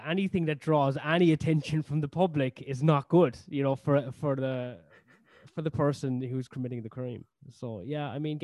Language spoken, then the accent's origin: English; Cork, Munster, Ireland; moved away as an adult; also born or lived in Canada / Australia; now in London, United Kingdom; Cork, where I'm from